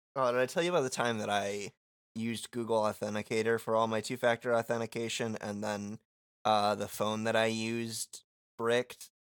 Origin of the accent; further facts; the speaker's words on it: Muskegon, Michigan, United States; moved away as an adult; now in Winnipeg, Canada; my hometown of Muskegon